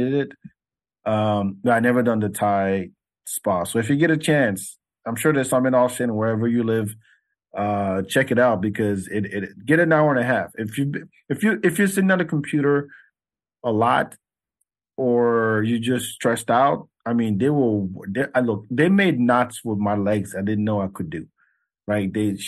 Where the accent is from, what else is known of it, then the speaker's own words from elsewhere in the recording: Senegal; born there; But I was born in Senegal.